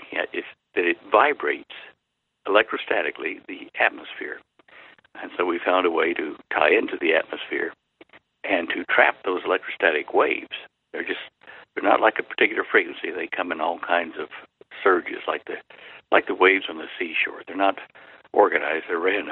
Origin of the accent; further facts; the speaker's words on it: Dallas, Texas, United States; I grew up in Dallas, and it was Big D, little A, double L-A-S, Dallas